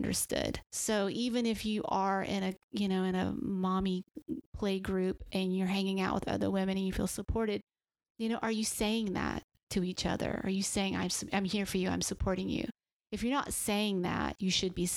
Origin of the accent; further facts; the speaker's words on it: the South, United States; growing up in the South